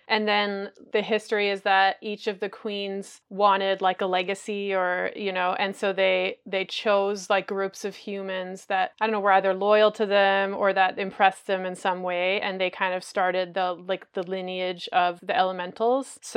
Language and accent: English; Montreal, Quebec, Canada; I'm from Montreal, which is kind of like the home of circus.